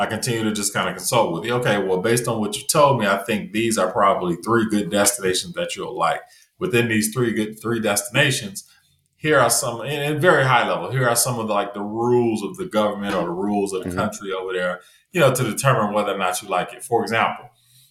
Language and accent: English; Chicago, Illinois, United States; first language English; also born or lived in Atlanta, Georgia / Heredia, Costa Rica; I'm originally from Chicago, Illinois